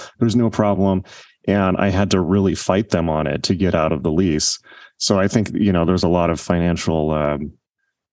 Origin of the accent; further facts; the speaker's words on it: Southern California, United States; I grew up in Southern California